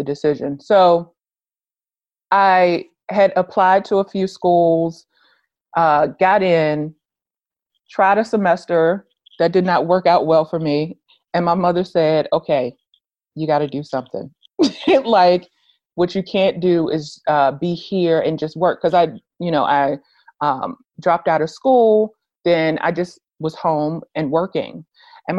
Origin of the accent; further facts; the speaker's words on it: Richmond, Virginia, United States; moved away as an adult; I'm originally from Richmond, Virginia. I didn't want to stay there long-term